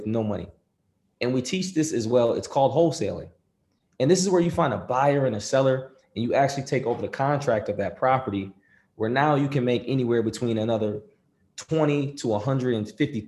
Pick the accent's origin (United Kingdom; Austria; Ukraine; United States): United States; Rochester, New York; I'm from Rochester, New York